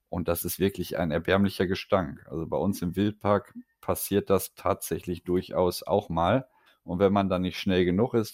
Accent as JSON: {"language": "German", "region": "Hamburg", "country": "Germany", "said": "Ich komme aus Hamburg"}